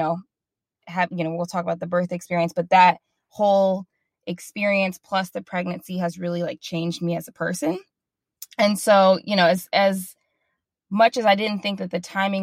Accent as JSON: {"language": "English", "region": "Midwest", "country": "United States", "moved": "yes", "lives_now": "Dallas, United States", "said": "We live in Dallas, Texas. We're originally from the Midwest."}